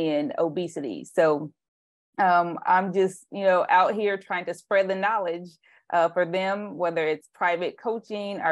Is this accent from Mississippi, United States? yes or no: no; Indiana, United States; also born or lived in Tennessee; now in Bay Area, California, United States; I moved from Tennessee, but I'm originally from Indiana